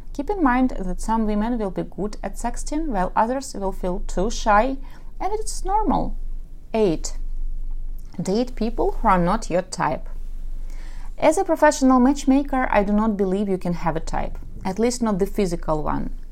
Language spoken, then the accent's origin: English; Ukraine; first language Russian; English is a second language; I am from Ukraine and my mother tongue is Russian, so yes, I speak with an accent